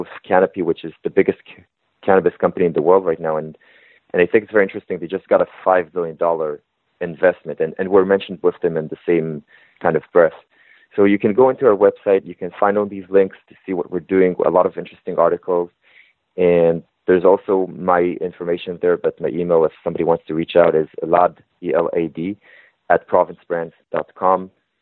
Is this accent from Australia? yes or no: no; Israel; moved away as an adult; now in Toronto, Canada; I'm originally from Israel. And before I came to Canada, you know, I moved here to get my MBA